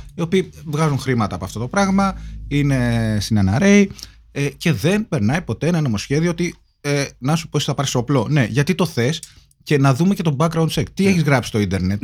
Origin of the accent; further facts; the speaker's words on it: Kavala, East Macedonia and Thrace, Greece; στην πατρίδα Καβάλα